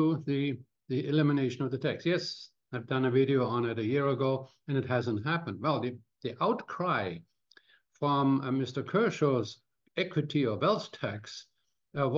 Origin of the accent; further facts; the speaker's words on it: Cologne, North Rhine-Westphalia, Germany; now in Canada; my hometown of Cologne